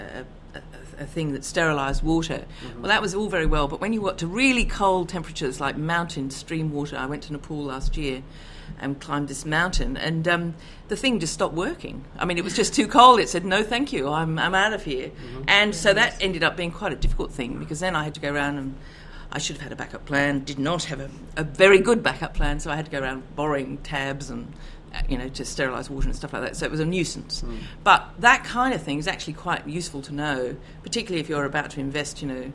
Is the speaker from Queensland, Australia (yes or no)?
no; Canberra, Australian Capital Territory, Australia; I'm from Canberra in Australia.